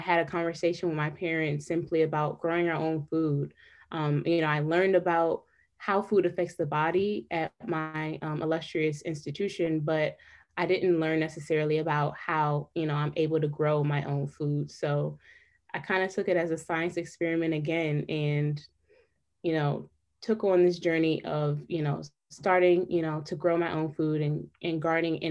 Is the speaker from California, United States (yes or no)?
no; Detroit, Michigan, United States; also born or lived in North Carolina; I am from Detroit, Michigan